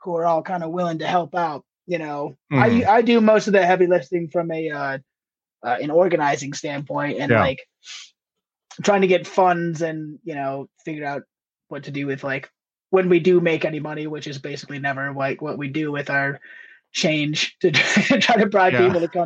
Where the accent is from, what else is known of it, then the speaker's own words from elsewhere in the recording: between Toledo and Bowling Green, northwest Ohio, United States; moved away as an adult; also born or lived in Marquette, Michigan / Cincinnati, Ohio / Ann Arbor, Michigan; now in Steamboat Springs, United States; I grew up just south of the Michigan border in Ohio, between Toledo and Bowling Green